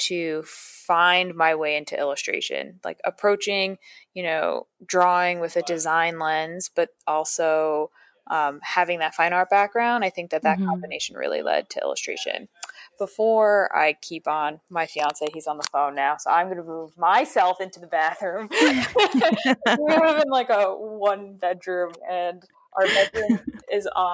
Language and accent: English; Patterson, New York, United States; now in New York City, United States; I grew up about an hour and a half to 2 hours north of New York City in a smaller town called Paterson, New York.